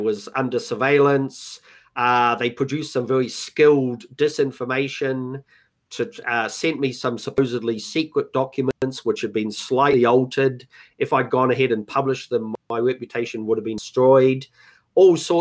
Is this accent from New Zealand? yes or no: yes; New Zealand; moved away; also born or lived in Los Angeles, United States / United Kingdom; I'm a Kiwi, I've spent most of my life abroad